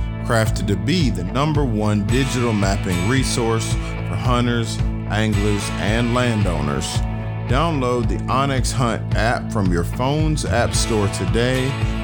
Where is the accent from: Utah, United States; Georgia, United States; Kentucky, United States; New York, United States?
Georgia, United States; Atlanta; I'm born and raised in Atlanta.